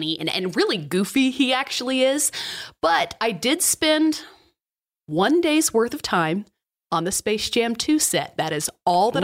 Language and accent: English; Tallahassee, Florida, United States; I'm from Tallahassee